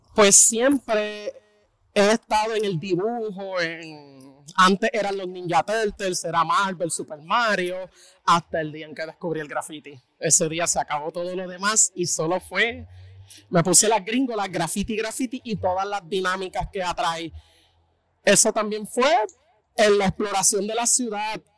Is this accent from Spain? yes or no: no; Bayamón, Puerto Rico; Yo soy de Bayamón